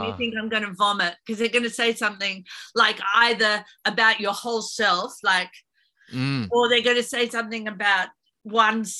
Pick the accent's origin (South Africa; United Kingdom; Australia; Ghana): Australia; Sorrento, Victoria; we grew up in Sorrento, which is a beachside town